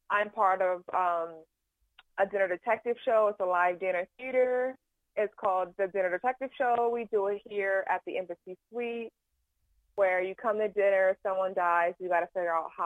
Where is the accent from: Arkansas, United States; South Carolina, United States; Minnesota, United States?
South Carolina, United States; also born or lived in Houston, Texas / Wadmalaw Island, South Carolina / Atlanta, Georgia; I'm also out of South Carolina. I was born in Houston, Texas, but when my parents, you know, got the D, D stands for divorce, we moved back to South Carolina, and my mom's from Wadmalaw Island